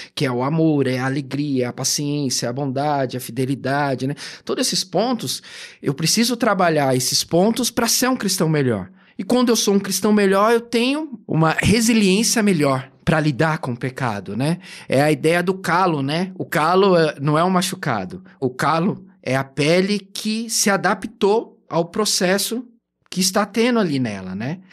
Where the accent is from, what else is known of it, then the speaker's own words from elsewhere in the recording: São Paulo, Brazil; Eu originalmente sou da Zona Leste, a vida inteira fui ali de Itaquera